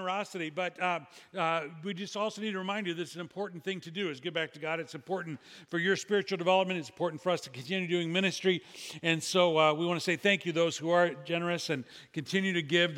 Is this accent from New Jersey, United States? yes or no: no; Illinois, United States; my home state of Illinois